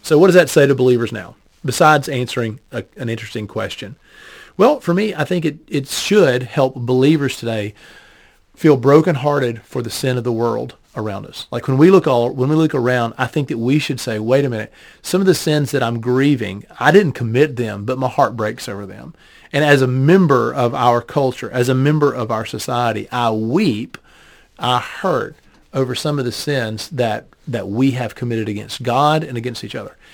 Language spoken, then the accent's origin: English; United States; as a Westerner, as an, as an American